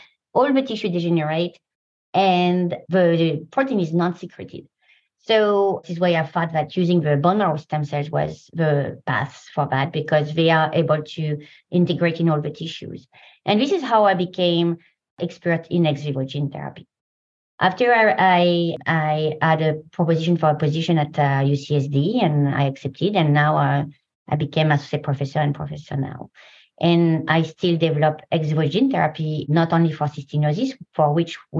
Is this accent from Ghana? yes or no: no; France; English is a second language; moved away as an adult; also born or lived in Paris, France; now in San Diego, United States; I come from France, as you probably can hear.